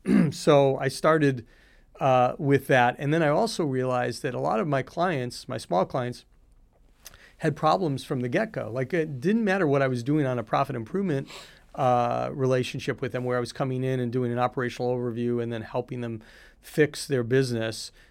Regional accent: Highland Park, Illinois, United States; I grew up in Chicago. I actually grew up in a town called Highland Park

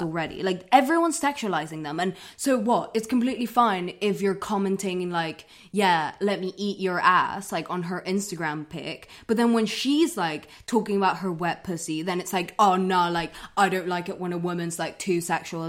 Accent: London, United Kingdom; I grew up in London

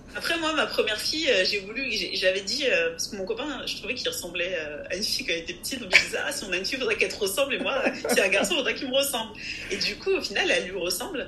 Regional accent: France; Je suis française, je suis née en France, mais je suis aussi d'origine togolaise et de nationalité togolaise

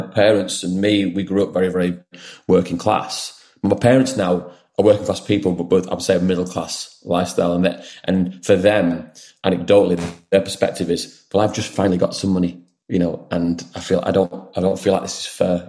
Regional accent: Wigan, North West England, United Kingdom; moved away as an adult; also born or lived in London; now in Wigan, United Kingdom; I was born and raised in Wigan

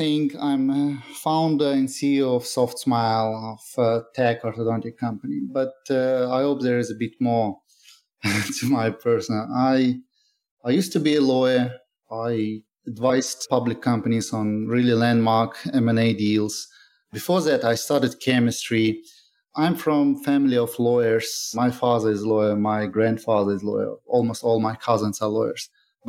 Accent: Chechnya, Russia; also born or lived in Moscow / London / Dubai; now in New York, United States; I'm originally from Chechnya. It's a tiny region, formerly part of Russia. It's closer to Georgia. It was very famous in the 90s because of some tragic events. But I spent my childhood there, sometime in Moscow. Then I lived in London, in Dubai.

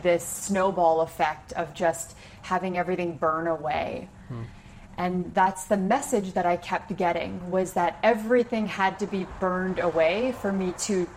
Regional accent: about an hour from Toronto, Ontario, Canada; moved away; I grew up about an hour from Toronto

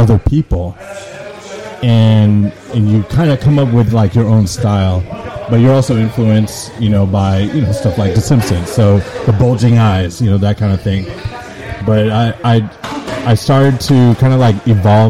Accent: San Francisco, California, United States; I went to Philip Burton High School in SF.

